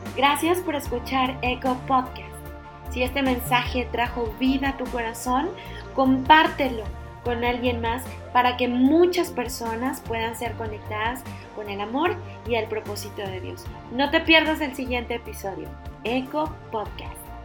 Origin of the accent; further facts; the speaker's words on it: Mexico; como mexicanos